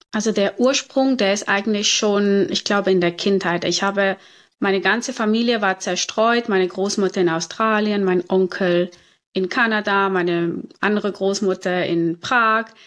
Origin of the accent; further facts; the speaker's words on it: Zurich, Switzerland; also born or lived in Cape Town, South Africa; ich bin hier in Zürich geboren und aufgewachsen